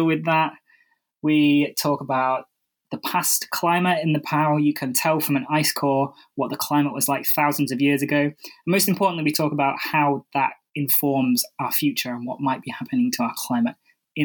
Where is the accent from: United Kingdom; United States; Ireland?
United Kingdom; I'm British